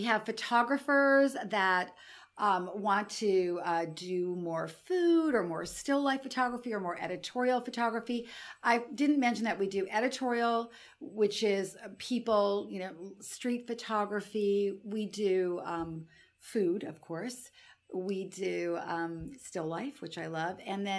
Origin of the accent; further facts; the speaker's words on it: Alassio, Liguria, Italy; And then I thought, well, we may as well do it in Italy, in my hometown in Alassio.